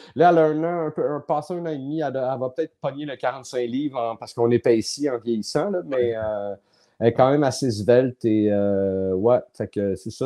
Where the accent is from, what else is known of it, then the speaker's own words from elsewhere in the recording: Laval, Quebec, Canada; also born or lived in Montreal; moi, je suis né à Montréal, j'habitais à Montréal, puis le fait de partir de Montréal, puis s'en aller, euh, on a déménagé à Laval